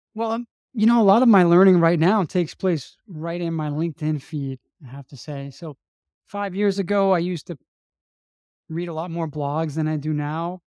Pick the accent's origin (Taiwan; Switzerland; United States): United States; New Orleans, Louisiana; moved away; I'm from New Orleans, Louisiana, and, um, I had a, I had a pretty traditional, uh, conservative Catholic upbringing in New Orleans